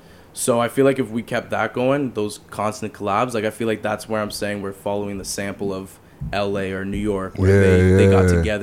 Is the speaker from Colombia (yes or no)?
no; Hamilton, Ontario, Canada; Hamilton, man.